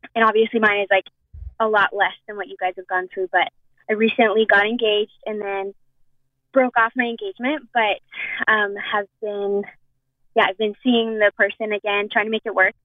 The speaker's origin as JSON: {"language": "English", "town": "Edmonton", "region": "Alberta", "country": "Canada", "said": "I'm from Edmonton"}